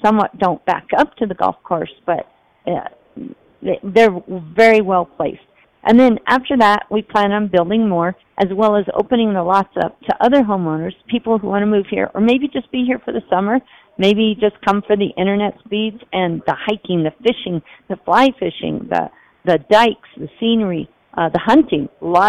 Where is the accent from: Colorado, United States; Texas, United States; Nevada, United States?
Nevada, United States; Las Vegas; So I come from Las Vegas, 41 years. Heat, crowding, and I never went outside.